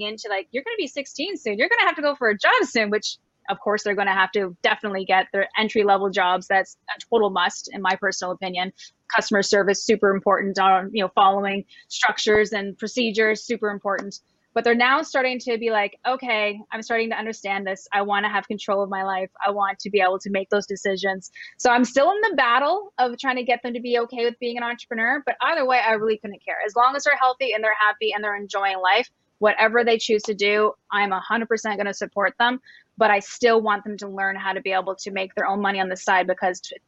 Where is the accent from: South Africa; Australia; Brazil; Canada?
Canada; moved away as an adult; also born or lived in Cabo San Lucas, Mexico; I'm Canadian and I was living in Cabo San Lucas, Mexico for almost 14 years.